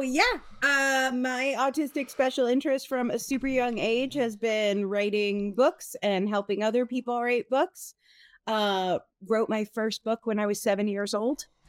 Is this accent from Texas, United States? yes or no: no; Connecticut, United States; being Italian American, growing up in Connecticut